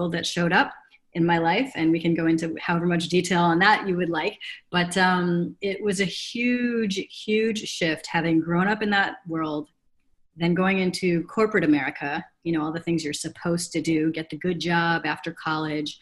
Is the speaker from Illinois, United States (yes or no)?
yes; Chicago, Illinois, United States; also born or lived in Africa; I grew up on the North Shore of Chicago